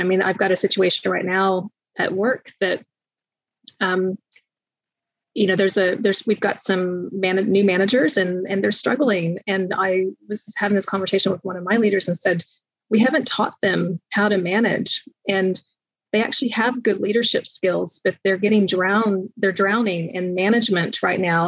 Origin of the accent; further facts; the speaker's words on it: United States; moved away as an adult; now in New Zealand; I'm moving from the States